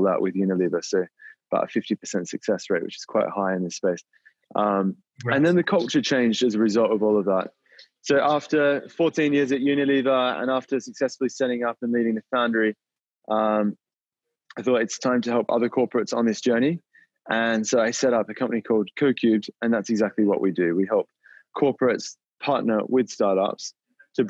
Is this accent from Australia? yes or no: yes; Australia; moved away; I grew up in Australia, as you might be able to tell from the accent, and I was raised on a dairy farm there.